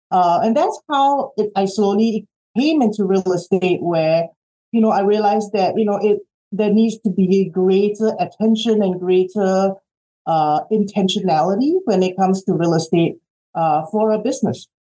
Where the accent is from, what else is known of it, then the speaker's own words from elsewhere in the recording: Australia; moved away as an adult; also born or lived in Singapore; now in United States; No, I'm actually, hometown is actually Singapore. {S1} Okay. {S2} And I grew up in Australia, and I did my undergrad in Australia, and came here 25 years ago for work